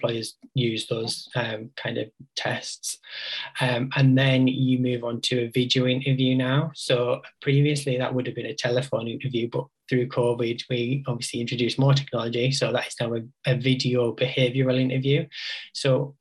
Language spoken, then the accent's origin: English; West Cumbria, North West England, United Kingdom; also born or lived in Newcastle; I grew up in West Cumbria and I moved to Newcastle and I was like, I'm never going to move back, and here I am.